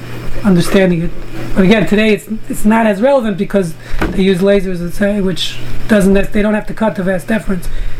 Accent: New York City, New York, United States; when I was growing up in Brooklyn, you know, in the 60s

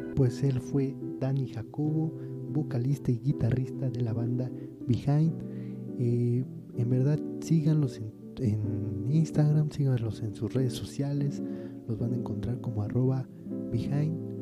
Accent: Mexico; el orgullo de sentirse mexicano

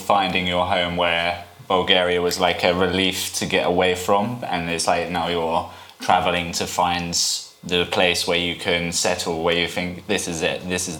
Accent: Brighton, South East England, United Kingdom; moved away as an adult; now in Valencia, Spain; I was born in Brighton and I lived in Brighton for 22 years of my life. And it definitely feels like that's my home city.

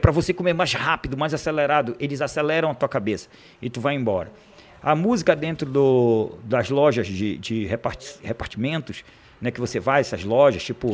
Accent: Cametá, Pará, Brazil; moved away; Nasci em Cametá, uhum. né, do qual tenho muito orgulho de falar que eu sou cametaense

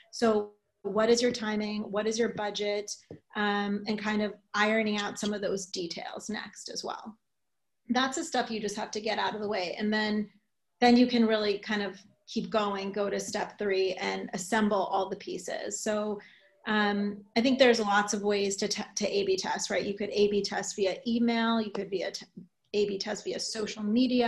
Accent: New York, United States; I am a New Yorker

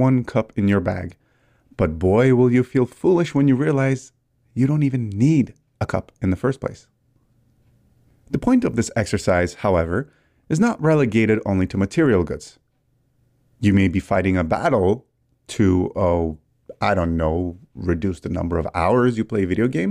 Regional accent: Canada; I'm Canadian

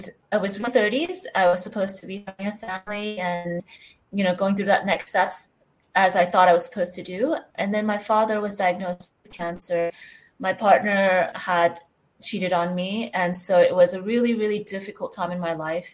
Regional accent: United States; moved away as an adult; now in Spain; I'm actually originally from the States, but I moved here about 9 years ago

